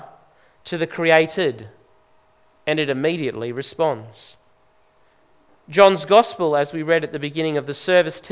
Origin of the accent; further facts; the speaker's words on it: Brisbane, Queensland, Australia; I grew up in Queensland, in Brisbane